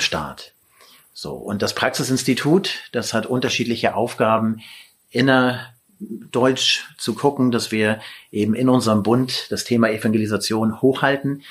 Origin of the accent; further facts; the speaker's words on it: Lüneburg, Lower Saxony, Germany; ich komme aus Lüneburg und also vor den Toren Hamburgs